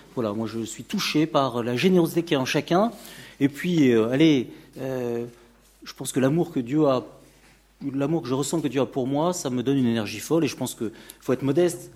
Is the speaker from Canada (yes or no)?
no; France; Mes parents sont tous les deux étrangers. Je suis né en France